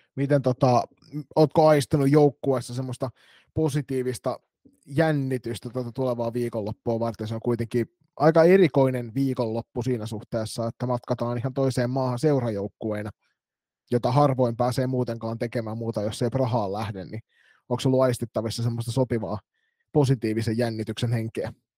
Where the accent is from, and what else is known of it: Turku, Southwest Finland, Finland; born or raised there